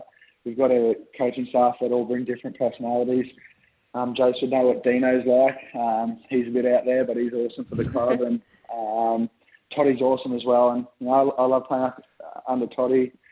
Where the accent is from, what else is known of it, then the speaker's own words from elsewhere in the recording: Brisbane, Queensland, Australia; moved away; play in Brisbane. It's my hometown